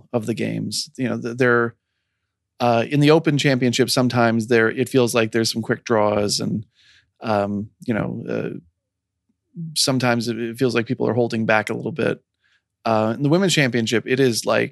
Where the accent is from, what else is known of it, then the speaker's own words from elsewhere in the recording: New York, United States; moved away; I grew up in New York